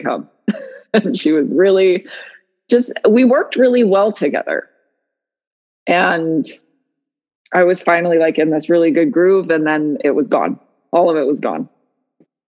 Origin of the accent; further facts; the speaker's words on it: Utah, United States; now in Sequim, United States; We grew up in Utah.